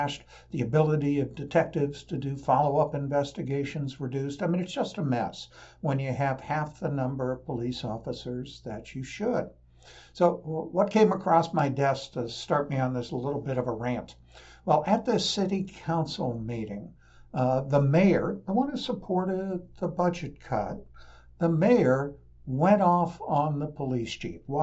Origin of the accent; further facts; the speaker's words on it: Portland, Oregon, United States; my hometown in Portland